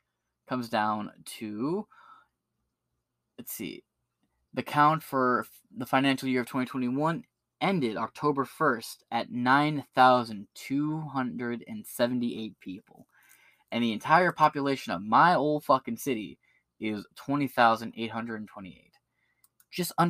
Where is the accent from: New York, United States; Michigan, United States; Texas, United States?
Michigan, United States; Ypsilanti; moved away; I pulled up my old hometown. My hometown population is 20,828 people.